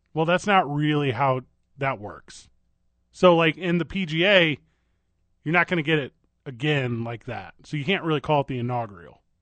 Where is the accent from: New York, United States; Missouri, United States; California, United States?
Missouri, United States; St. Louis; That's my hometown, my hometown baseball